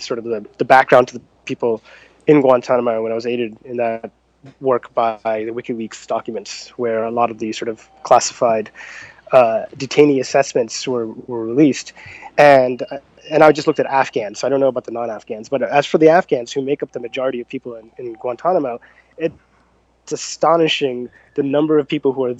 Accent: Jersey Shore, New Jersey, United States; I'm from New Jersey, from the Jersey Shore, actually.

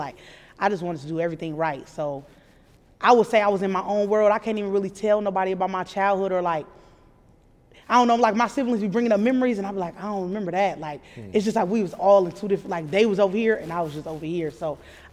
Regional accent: Omaha, Nebraska, United States; I grew up in Omaha

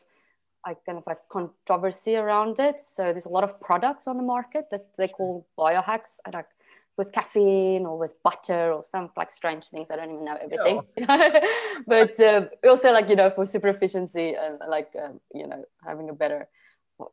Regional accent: South Africa; now in Portugal; I'm originally from South Africa

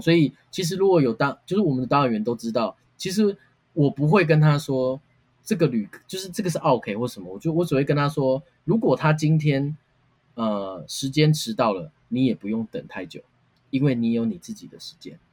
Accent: Taiwan; 我们台湾人

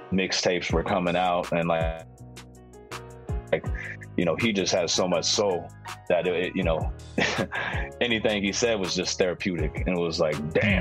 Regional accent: San Francisco, California, United States; now in Oakland, United States; I was from San Francisco

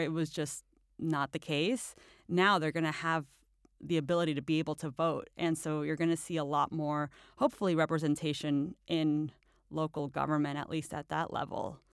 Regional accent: Chile; also born or lived in Astoria, New York; now in Brooklyn, United States; I'm from Chile

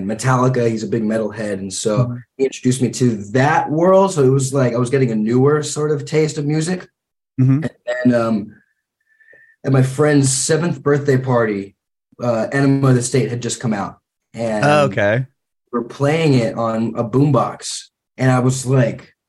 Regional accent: Santa Clarita, California, United States; also born or lived in Santa Monica / Los Angeles; I was born in Santa Monica, grew up, we sort of moved around all throughout Los Angeles before I was like 4 years old. And then when I was like 3 or 4, we landed in a little small town just north of Los Angeles called Santa Clarita

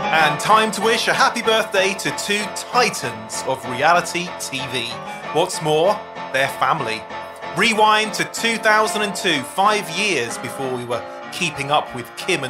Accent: United Kingdom; I'm British.

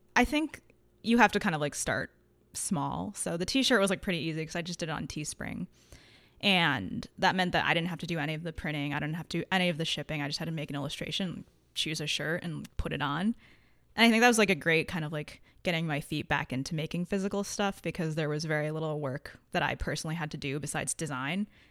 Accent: Connecticut, United States; I grew up in Connecticut

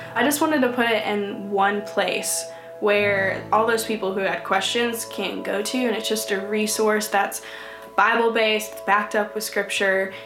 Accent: Troy, Illinois, United States; moved away as an adult; now in Atlanta, United States; I'm from Troy, Illinois, and you guys probably have no clue where that's at because it's a small town of 10,000 people. And I lived in that town ever since this past year when I moved to Atlanta, Georgia

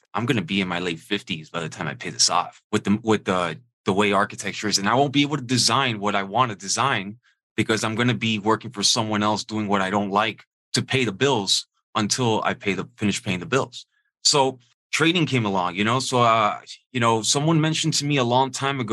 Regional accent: Miami, Florida, United States; I'm from Miami originally

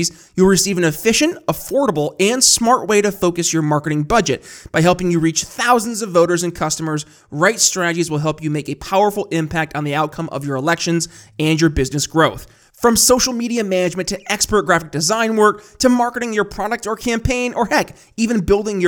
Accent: New York, United States; I'm from New York

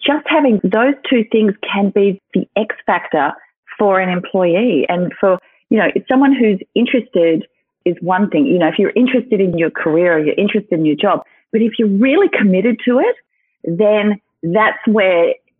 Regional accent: Sydney, New South Wales, Australia; I'm from New South Wales, Sydney, New South Wales. And I grew up here, and this has been my home for my whole life

